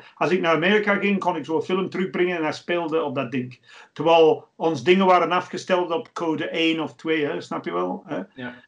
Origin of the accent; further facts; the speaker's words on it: England, United Kingdom; now in Belgium; ik ben een Engelsman